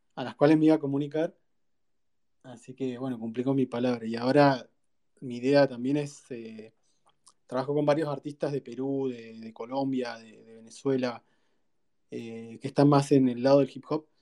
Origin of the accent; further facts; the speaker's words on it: Río Gallegos, Santa Cruz, Argentina; soy de Río Gallegos, Argentina